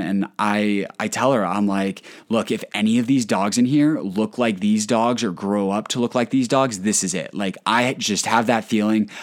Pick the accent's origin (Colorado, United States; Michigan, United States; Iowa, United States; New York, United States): Colorado, United States; I'm from Colorado